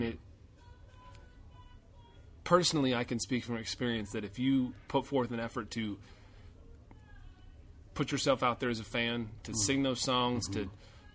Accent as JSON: {"language": "English", "town": "Greenville", "region": "South Carolina", "country": "United States", "tie": "born or raised there", "said": "Greenville, being basically my hometown"}